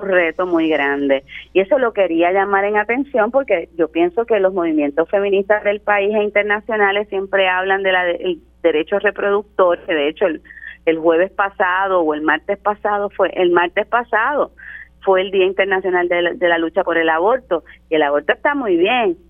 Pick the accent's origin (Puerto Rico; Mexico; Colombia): Puerto Rico; nuestra naturaleza como puertorriqueños